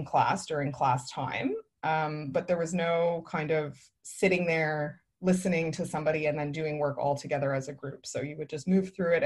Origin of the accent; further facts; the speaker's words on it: Hamilton, Ontario, Canada; moved away; I was born in Hamilton, Ontario, where I currently live again